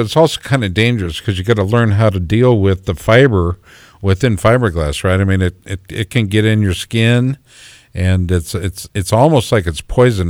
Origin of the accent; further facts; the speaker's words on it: Minneapolis, Minnesota, United States; born there; I was born in Minneapolis, and then the trip back to Minneapolis from Des Moines was always a real treat for us.